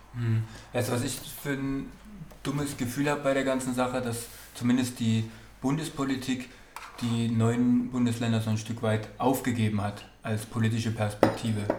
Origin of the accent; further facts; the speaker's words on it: East Germany, Germany; als Ossis